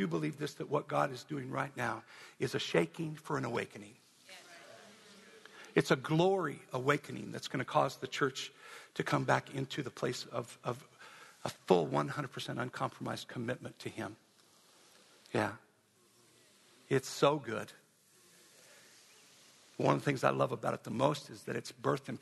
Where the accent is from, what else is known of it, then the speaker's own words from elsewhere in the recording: Wyoming, United States; I'm from Wyoming